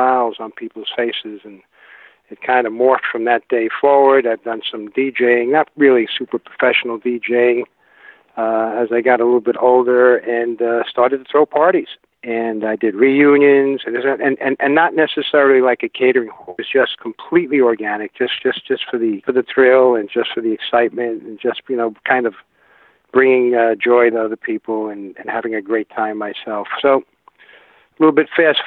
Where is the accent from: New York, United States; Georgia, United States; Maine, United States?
New York, United States; New York City; also born or lived in Manhattan, New York City; I was born in Manhattan, in the Big Apple, New York City, many moons ago